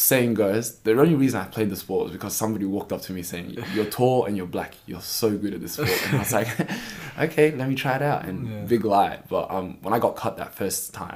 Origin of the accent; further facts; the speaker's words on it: Perth, Western Australia, Australia; also born or lived in Wellington, New Zealand; I'm an 18-year-old basketballer from Perth, Western Australia. I was born in New Zealand, Wellington specifically